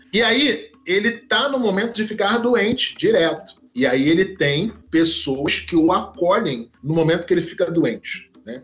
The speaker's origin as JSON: {"language": "Portuguese", "town": "Duque de Caxias", "region": "Rio de Janeiro", "country": "Brazil", "tie": "born or raised there", "said": "eu sou oriundo da Baixada Fluminense, Duque de Caxias"}